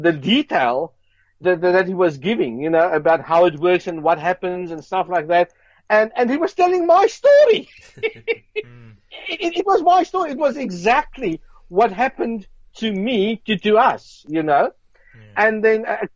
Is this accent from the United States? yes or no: no; Johannesburg, Gauteng, South Africa; I grew up in South Africa, Johannesburg, Brixton.